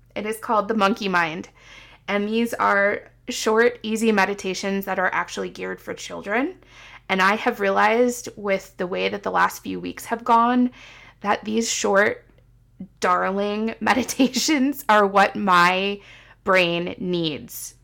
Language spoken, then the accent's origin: English; Midwest, United States; moved away as an adult; also born or lived in Seattle; I was coming home because it's where I lived for twenty-seven years